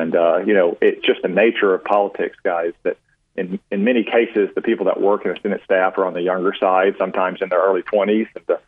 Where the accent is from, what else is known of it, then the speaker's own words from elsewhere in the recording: Dardanelle, Arkansas, United States; we grew up in Dardanelle around the Stokes family.